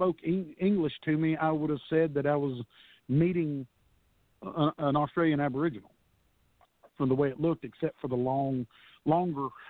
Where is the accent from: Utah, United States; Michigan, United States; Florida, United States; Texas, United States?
Texas, United States; I'm a Texas guy, born and raised in Texas